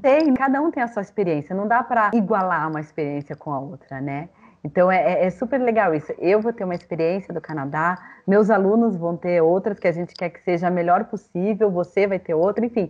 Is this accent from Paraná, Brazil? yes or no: yes; Curitiba, Paraná, Brazil; eu sou aqui de Curitiba